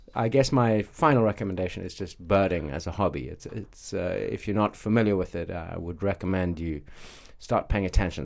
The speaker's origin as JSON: {"language": "English", "country": "South Africa", "tie": "born or raised there", "moved": "yes", "lives_now": "Beijing, China", "said": "I grew up in South Africa where we go on safari."}